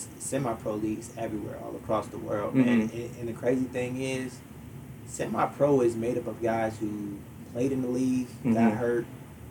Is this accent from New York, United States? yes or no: no; Hampton, Virginia, United States; now in Swansboro, United States; growing up in Virginia, man, it was a beautiful thing, man.